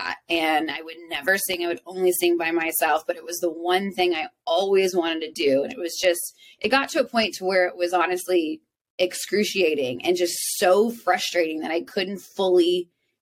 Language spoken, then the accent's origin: English; South Texas, United States; moved away as an adult; now in Nashville, United States; I grew up in South Texas with a single father